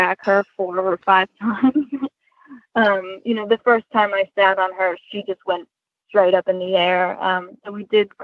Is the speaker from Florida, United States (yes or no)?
no; Olean, New York, United States; now in Kennett Square, United States; I grew up in Olean, New York